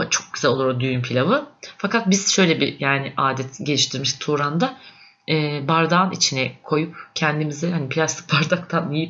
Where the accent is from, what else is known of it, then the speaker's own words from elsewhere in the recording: Konya, Turkey; ben Konyalıyım